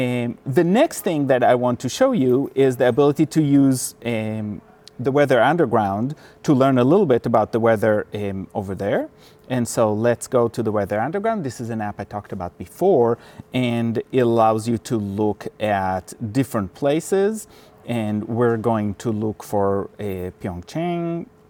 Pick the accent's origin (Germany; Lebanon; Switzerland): Switzerland; born there; I was born in Switzerland, and my mother was from Finland